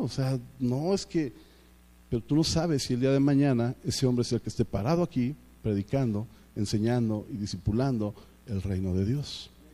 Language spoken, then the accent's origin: Spanish; Mexico